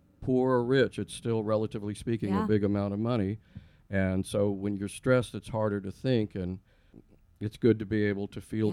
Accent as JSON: {"language": "English", "town": "Helotes", "region": "Texas", "country": "United States", "tie": "born or raised there", "also_born_or_lived": "San Antonio, Texas / Buda, Texas", "said": "in San Antonio, and then my parents moved to Helotes, so hill country land like here. And then we moved to Buda in, I want to say, when I was 13"}